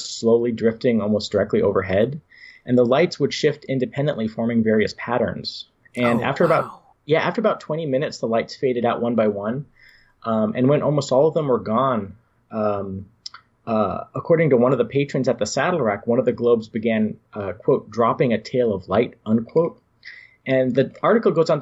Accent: San Jose, California, United States; our childhood home where we grew up in San Jose

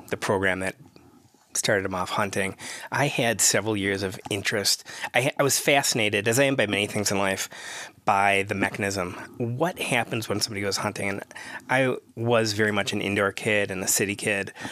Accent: Wisconsin, United States; moved away as an adult; now in Minnesota, United States

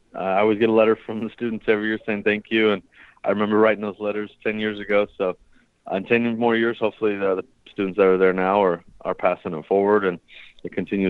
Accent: Southern California, United States; moved away as an adult; also born or lived in Fresno, California / Wichita, Kansas; I am from Southern California originally, so Fresno wasn't too far away from home.

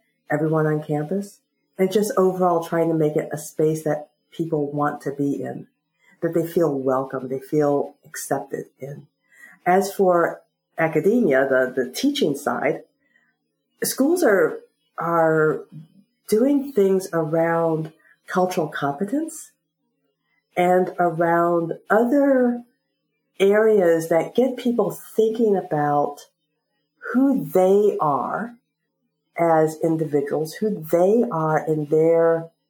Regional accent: South Central Pennsylvania, United States; I'm from South Central Pennsylvania.

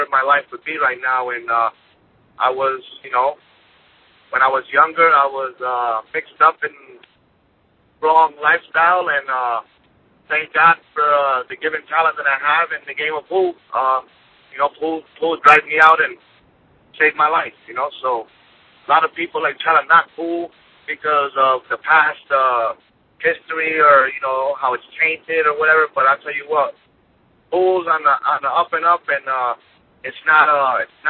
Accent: Connecticut, United States; moved away; also born or lived in New York; I was born in Connecticut

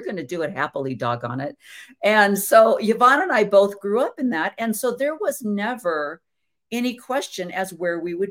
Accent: south of Chicago, Illinois, United States; Just south of Chicago

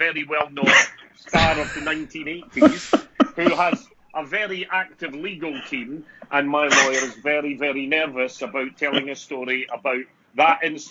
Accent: Edinburgh, Scotland, United Kingdom; I said, Edinburgh. I couldn't tell that. Where about? I said, I'm from Birdie House

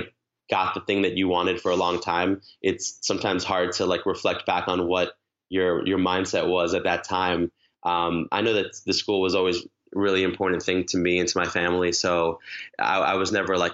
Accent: Long Island, New York, United States; I grew up in Long Island. I live in New York City now

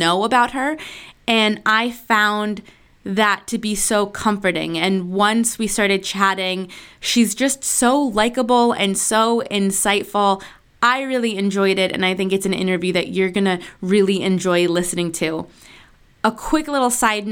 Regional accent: Argentina; moved away; I was born in Argentina, so I have all of my aunts and my uncles and my cousins and my second cousins and my great aunts and uncles. They're all there.

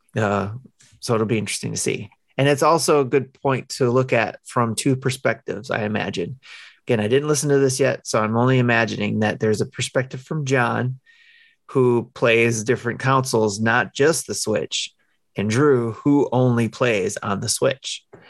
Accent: Detroit, Michigan, United States; I grew up in Detroit, um, with all kinds of cultures living on the same street

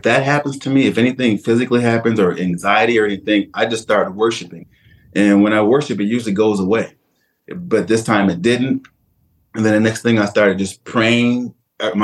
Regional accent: Detroit, Michigan, United States; I was born and raised in Detroit, Michigan

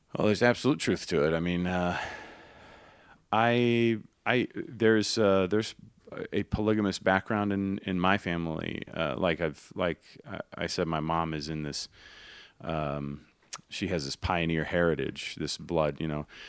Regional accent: Grapevine, Texas, United States; now in Salt Lake County, United States; I grew up in the South and, and, uh, so we had a lot of Baptist friends

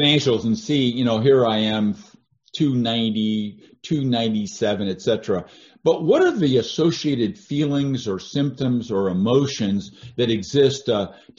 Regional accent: Seattle, Washington, United States; I grew up in Seattle

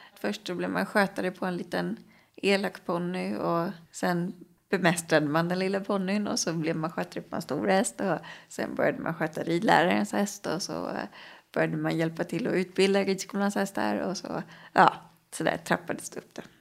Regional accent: Stockholm, Stockholm County, Sweden; Jag är uppvuxen i Årsta, söder om Stockholm

